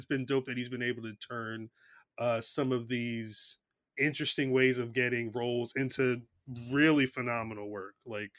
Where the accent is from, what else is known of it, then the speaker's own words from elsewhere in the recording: Trenton, New Jersey, United States; also born or lived in Hamilton, New Jersey; I'm in Hamilton. I grew up in Trenton, but I've been living in Hamilton for about 18 years. It's like right in the middle of the state.